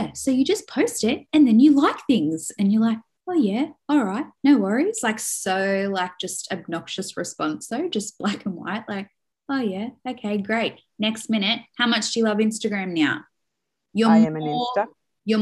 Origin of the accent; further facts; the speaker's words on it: Sydney, New South Wales, Australia; now in Mosman, Australia; I come from the Shire. The Shire is so bushy, snakes, this, that.